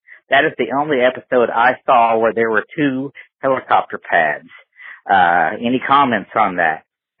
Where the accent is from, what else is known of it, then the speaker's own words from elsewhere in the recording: Texas, United States; I'm from Texas.